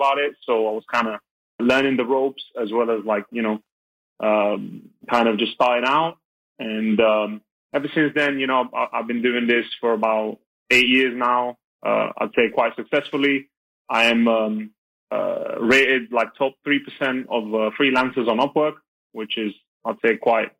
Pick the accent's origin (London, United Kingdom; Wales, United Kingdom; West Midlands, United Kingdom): London, United Kingdom; now in Belgium; I'm from London, from the UK, but I'm based out of Belgium